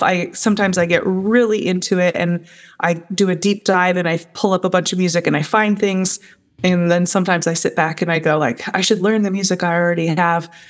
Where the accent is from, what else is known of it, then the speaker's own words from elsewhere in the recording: United States; as an American